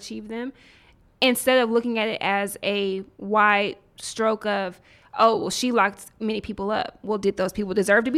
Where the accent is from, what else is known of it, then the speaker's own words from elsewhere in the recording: Nashville, Tennessee, United States; I grew up in the South, in Nashville. There were things I was not exposed to until I got to Howard.